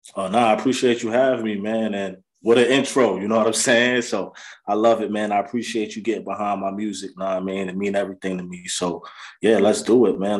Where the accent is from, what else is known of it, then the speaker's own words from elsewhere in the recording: Yonkers, New York, United States; I'm originally from Yonkers, New York